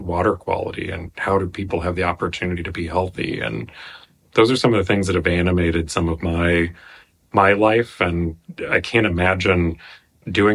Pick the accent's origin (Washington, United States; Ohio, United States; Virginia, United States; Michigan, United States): Ohio, United States; Athens; also born or lived in Norman, Oklahoma; now in Menlo Park, United States; I was born in Norman, Oklahoma, and later actually also grew up in Athens, Ohio, which is Appalachia and kind of the coal country